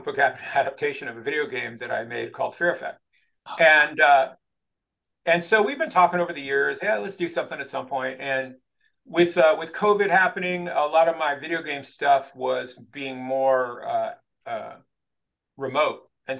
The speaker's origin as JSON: {"language": "English", "town": "El Monte", "region": "California", "country": "United States", "tie": "born or raised there", "said": "I grew up in East Los Angeles in El Monte, which was at that time a predominantly Hispanic neighborhood"}